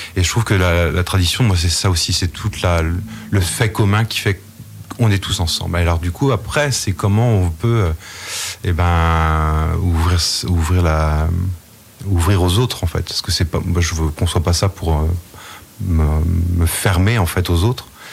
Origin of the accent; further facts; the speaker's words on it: Saint-Martin-sur-Oust, Brittany, France; je suis de Saint-Martin-sur-Oust